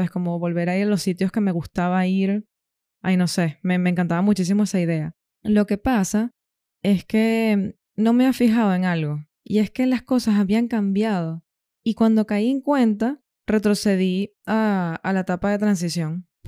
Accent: Venezuela; now in Granada, Spain; tuve que moldear un poco mi acento, mis palabras, ¿sabes? Para poder integrarme mejor. Aunque claro, seguía teniendo, seguía conservando, por así decirlo, algunos modismos de Venezuela.

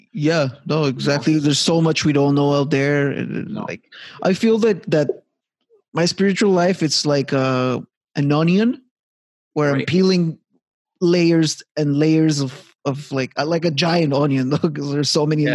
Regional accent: Montreal, Quebec, Canada; moved away as an adult; now in Halifax, Canada; back in my hometown Montreal

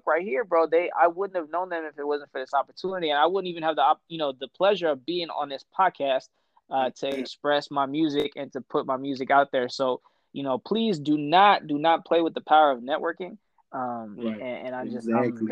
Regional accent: Ethiopia; moved away; I'm Ethiopian

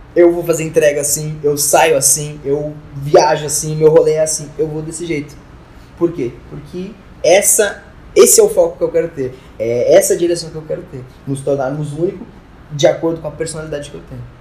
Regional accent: Porto Alegre, Rio Grande do Sul, Brazil; now in Rondônia, Brazil; da minha cidade, de Porto Alegre. Mas. Pra quem não sabe, tipo, eu sou gaúcho

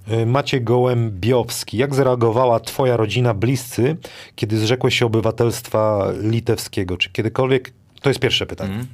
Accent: Wrocław, Lower Silesian Voivodeship, Poland; jestem z Wrocławia, to wrocławska

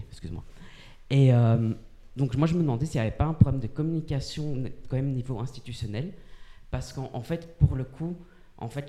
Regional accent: Belgium; En tant que Belge

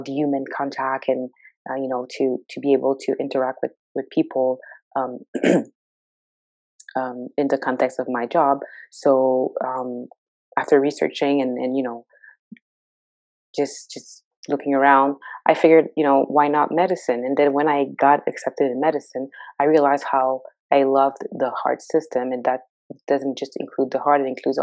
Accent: Montreal, Quebec, Canada; moved away as an adult; also born or lived in Edmonton, Alberta; now in Ontario, Canada; I grew up in Montreal. I was born and raised in Montreal.

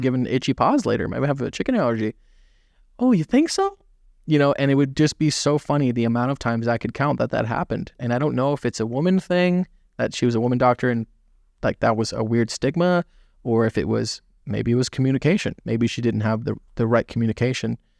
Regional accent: Southern California, United States; also born or lived in Florida; born and raised. I've lived in a lot of different, uh, states, but California

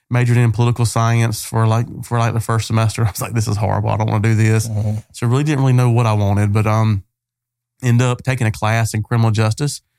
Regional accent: Mount Olive, North Carolina, United States; also born or lived in Wilson, North Carolina / Rosewood, North Carolina; So so we grew up in Mount Olive. I call Mount Olive home. That's where I'm from. That's where um, my heart is. And so uh, so yeah, that's where it all started in Mount Olive, North Carolina.

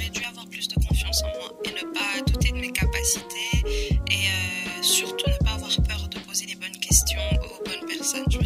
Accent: eastern DR Congo, Kivu, DR Congo; moved away as an adult; also born or lived in Sheffield, England; Je suis née au Kivu, à l'est de la RDC.

